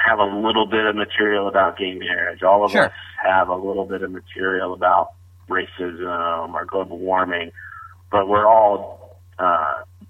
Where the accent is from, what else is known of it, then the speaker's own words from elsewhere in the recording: the South, United States; accent: Southern; I'm a Southerner, got a little bit of a Southern accent